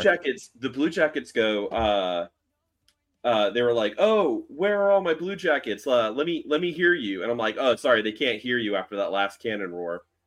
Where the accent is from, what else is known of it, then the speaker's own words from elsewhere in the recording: Miami, Florida, United States; also born or lived in Orlando; I grew up in Miami and I moved to Orlando